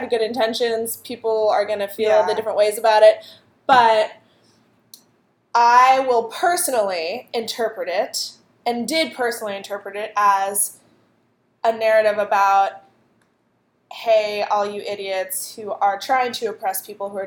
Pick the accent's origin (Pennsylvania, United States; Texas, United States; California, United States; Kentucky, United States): Pennsylvania, United States; Clarion; Clarion, Pennsylvania, shout out to my hometown